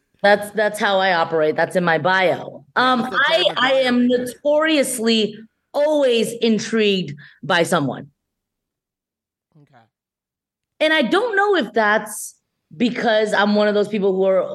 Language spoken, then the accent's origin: English; San Gabriel Valley, Los Angeles County, California, United States; also born or lived in Shanghai, China; I grew up in San Gabriel Valley, which isn't far from, you know, LA proper, still LA right. County.